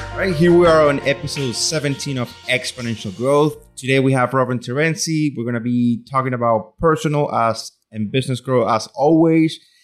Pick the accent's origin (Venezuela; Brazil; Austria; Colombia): Venezuela; now in Louisiana, United States; I grew up in Venezuela